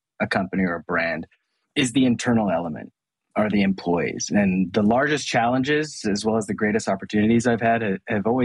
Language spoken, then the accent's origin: English; Hong Kong; also born or lived in Asia; I was actually born and raised in Hong Kong and grew up in Asia all my life